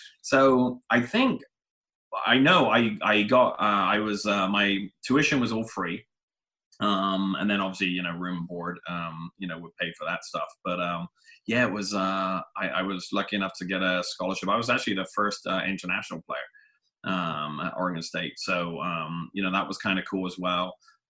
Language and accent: English; England, United Kingdom; now in United States; And I was like, and remember, I'm coming from England, a place where college is and maybe should be free, right?